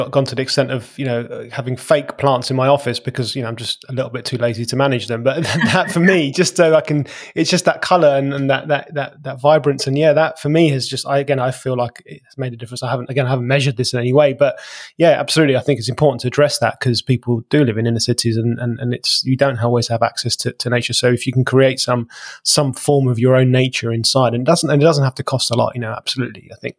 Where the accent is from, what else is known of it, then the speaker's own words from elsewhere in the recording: London, United Kingdom; now in England; I've even moved out to the country from being a Londoner because of that.